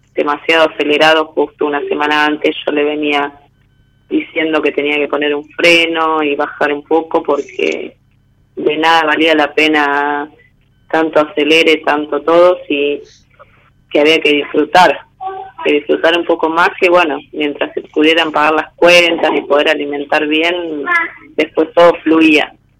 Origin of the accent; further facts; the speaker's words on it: San Pedro, Buenos Aires Province, Argentina; de San Pedro, provincia de Buenos Aires